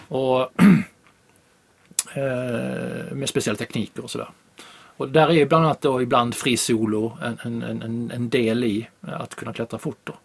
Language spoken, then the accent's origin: Swedish; Sweden; jag råkade vara hemma i Sverige